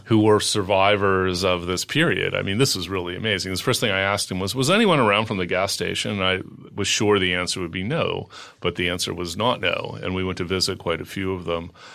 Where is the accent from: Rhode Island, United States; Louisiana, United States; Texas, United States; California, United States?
California, United States; Los Angeles; moved away; also born or lived in New York; I moved from New York to Los Angeles a few years ago, even though I'm an L A native.